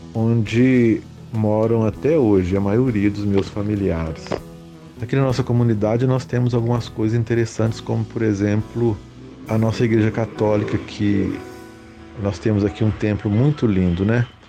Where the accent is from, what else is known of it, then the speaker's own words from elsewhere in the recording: Mariana, Minas Gerais, Brazil; além de ser a minha terra natal, é o lugar onde que eu fui criado